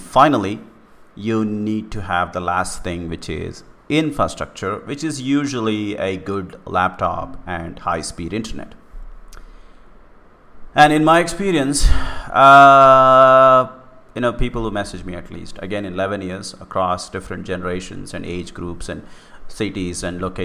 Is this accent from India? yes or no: yes; India; in India, whatever may be cool and not cool about my country